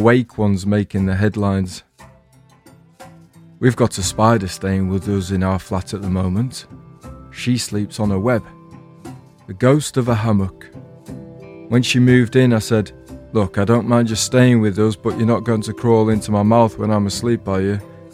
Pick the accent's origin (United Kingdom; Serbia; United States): United Kingdom; England; I'm English